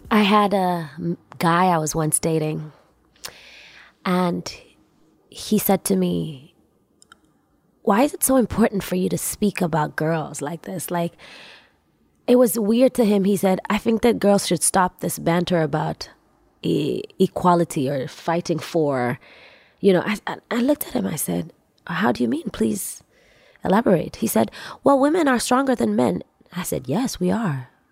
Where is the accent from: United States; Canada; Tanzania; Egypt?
Tanzania; I come from, I come from Tanzania. I come from East Africa.